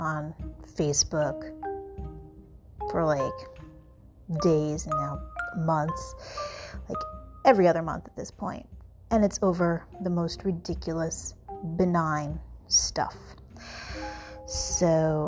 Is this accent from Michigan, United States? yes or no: no; New York, United States; I'm from New York